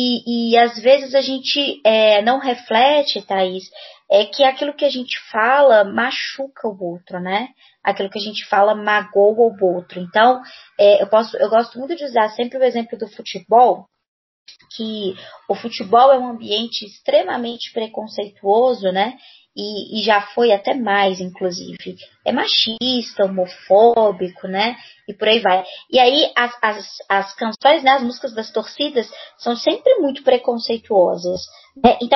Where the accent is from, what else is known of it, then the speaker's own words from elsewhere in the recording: Belo Horizonte, Minas Gerais, Brazil; eu sou professora de língua portuguesa, sou daqui de Belo Horizonte, Minas Gerais, mineirinha, uai.